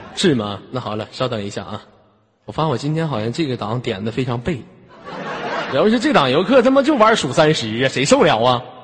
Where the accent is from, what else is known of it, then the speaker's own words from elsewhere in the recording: Northeast China, China; accent: Northeastern; 我们东北话